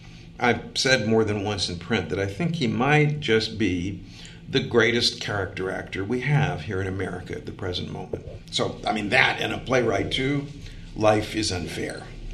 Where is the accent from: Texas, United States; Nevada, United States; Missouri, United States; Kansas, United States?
Missouri, United States; southeast; I'm from southeast Missouri.